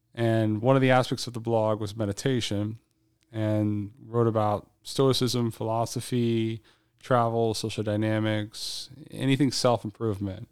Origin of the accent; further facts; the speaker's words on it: South Louisiana, United States; moved away as an adult; now in Shanghai, China; I'm from South Louisiana.